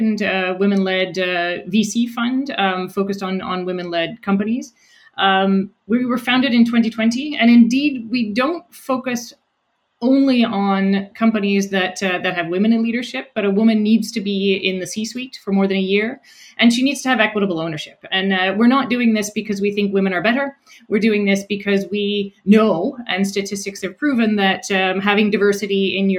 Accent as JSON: {"language": "English", "region": "rural New Brunswick", "country": "Canada", "tie": "born or raised there", "also_born_or_lived": "Montreal / Netherlands", "moved": "as an adult", "lives_now": "Halifax, Canada", "said": "I grew up in New Brunswick, in rural New Brunswick."}